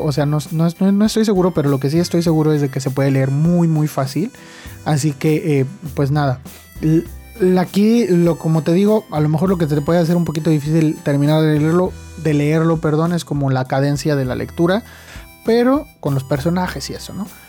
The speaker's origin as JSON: {"language": "Spanish", "country": "Mexico", "said": "soy de México"}